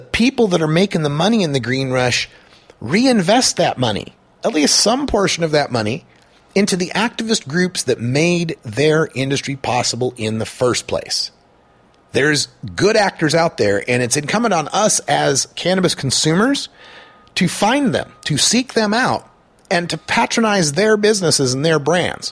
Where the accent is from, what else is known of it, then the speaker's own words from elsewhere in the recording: Portland, Oregon, United States; I'm from Portland, Oregon